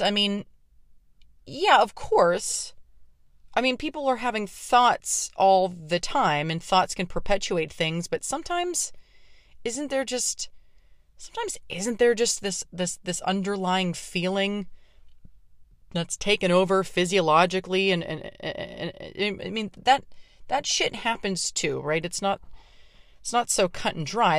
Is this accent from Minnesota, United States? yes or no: no; Pittsburgh, Pennsylvania, United States; my hometown of Pittsburgh